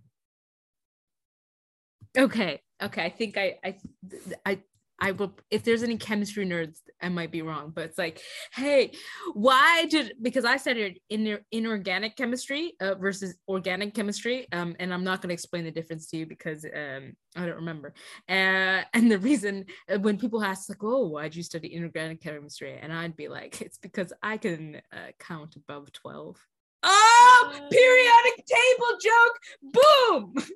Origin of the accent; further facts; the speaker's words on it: Canada; moved away as an adult; now in England, United Kingdom; in Canada, if you were in my hometown